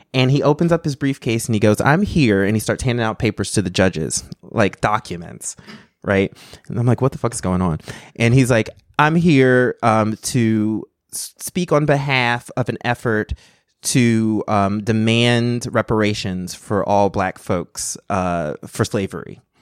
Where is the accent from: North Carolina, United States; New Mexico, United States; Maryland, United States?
North Carolina, United States; I grew up in North Carolina